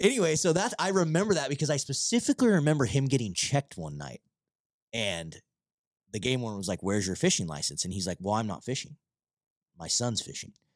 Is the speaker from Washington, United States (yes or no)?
yes; Vancouver, Washington, United States; also born or lived in Longview, Washington / Battle Ground, Washington; I was from, like, downtown Vancouver